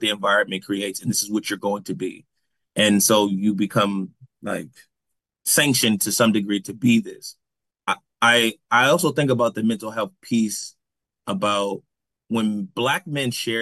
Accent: New Haven, Connecticut, United States; moved away; growing up in New Haven

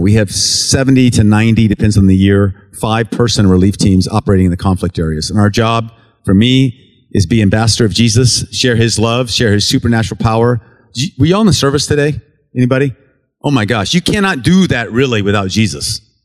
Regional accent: United States; I'm an American. I'm an American Special Forces officer

